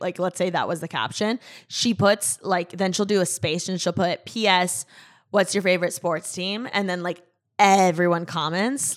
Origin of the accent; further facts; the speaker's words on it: Midwest, United States; now in Los Angeles, United States; I was raised in the Midwest